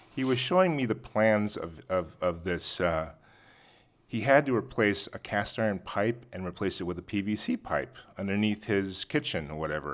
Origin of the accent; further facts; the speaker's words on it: La Jolla, California, United States; I grew up in La Jolla